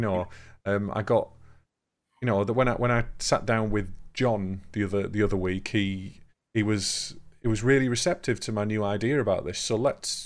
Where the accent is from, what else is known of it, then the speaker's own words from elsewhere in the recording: England, United Kingdom; we are still fairly selfish as English